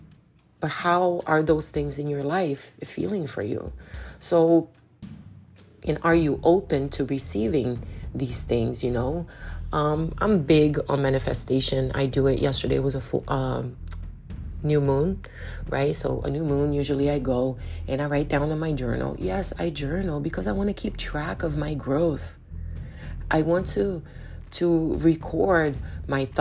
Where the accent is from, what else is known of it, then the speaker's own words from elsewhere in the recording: Belém, Pará, Brazil; moved away; also born or lived in Manaus, Brazil; I'm from Belém do Pará in Brazil, which is right smack, like stuck to the Amazon. And a lot of my family is in Manaus, which is in the Amazon. So I grew up there.